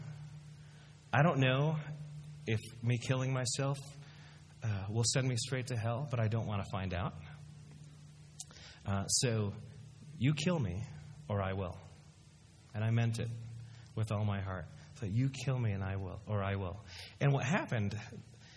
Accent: Dallas, Texas, United States; also born or lived in Philippines / Chicago; I pretty much grew up in Dallas

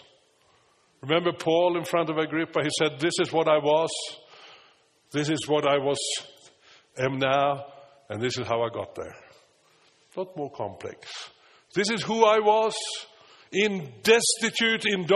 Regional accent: Stockholm, Stockholm County, Sweden; English is a second language; now in United States; when I was 10 years old and a cruise ship came to Stockholm, where I lived.

